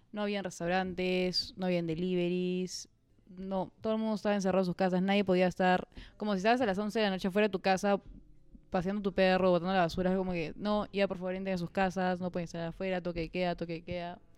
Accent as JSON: {"language": "Spanish", "town": "Chosica", "region": "Lima", "country": "Peru", "said": "Porque nosotros que somos de Chosica, acá fue"}